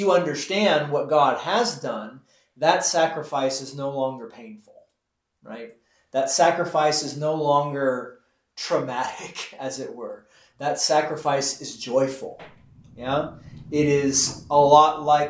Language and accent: English; Texas, United States; I'm from Texas